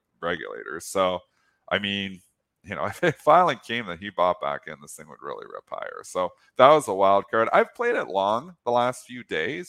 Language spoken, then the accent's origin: English; Canada; I speak as a Canadian